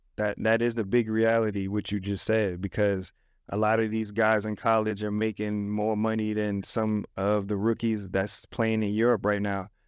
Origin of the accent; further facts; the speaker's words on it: New York City, New York, United States; I'm an inner city kid. I come from the Bronx.